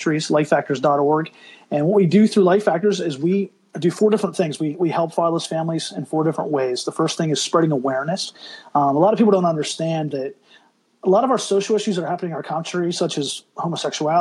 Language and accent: English; Pennsylvania, United States; We grew up in Pennsylvania